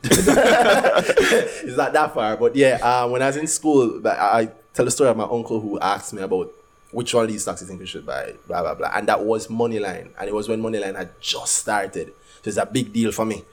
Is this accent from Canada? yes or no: no; Jamaica; We're from Jamaica